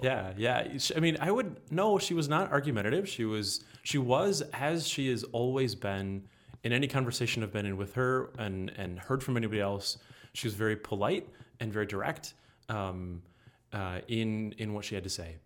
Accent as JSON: {"language": "English", "town": "Muskegon", "region": "Michigan", "country": "United States", "moved": "as an adult", "lives_now": "Grand Rapids, United States", "said": "I'm from Muskegon, so forty-five minutes away from Grand Rapids here"}